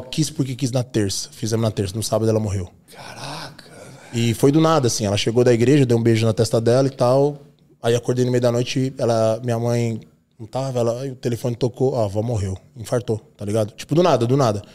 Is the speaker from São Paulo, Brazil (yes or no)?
yes; São Bernardo do Campo, São Paulo, Brazil; born or raised there; now in São Caetano do Sul, Brazil